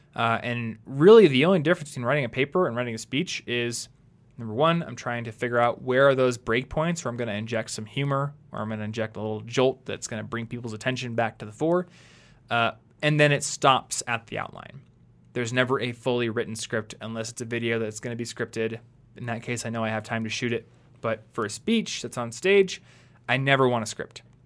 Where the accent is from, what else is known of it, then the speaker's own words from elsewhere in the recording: United States; growing up in America